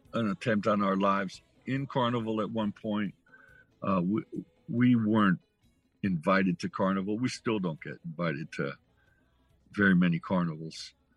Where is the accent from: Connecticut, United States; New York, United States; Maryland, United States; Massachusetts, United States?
Connecticut, United States; New Haven; I grew up with it in New Haven